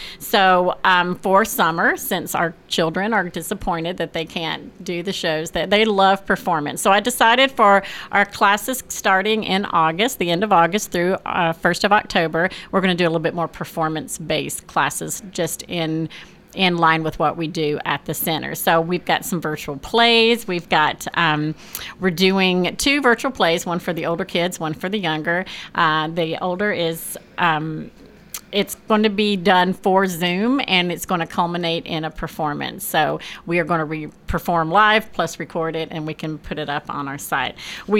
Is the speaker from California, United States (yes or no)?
yes; California, United States; now in Murfreesboro, United States; I came from California, and I was part of a pretty big theater group there.